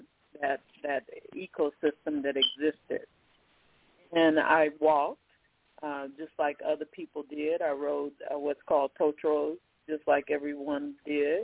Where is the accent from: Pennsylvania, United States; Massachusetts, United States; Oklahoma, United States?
Oklahoma, United States; moved away; also born or lived in Irving, Texas; I started out in Irving, Texas, but I grew up in Oklahoma